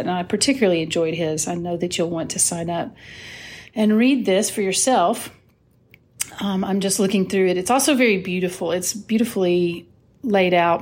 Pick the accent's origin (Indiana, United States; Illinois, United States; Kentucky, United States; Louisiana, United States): Kentucky, United States; Whitesburg; I know her from growing up in Whitesburg, Kentucky.